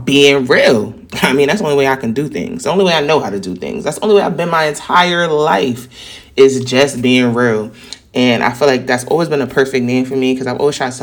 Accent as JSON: {"language": "English", "town": "New York City", "region": "New York", "country": "United States", "accent": "New York", "said": "New York people have a very distinct and assertive tone because we're very confident in who we are"}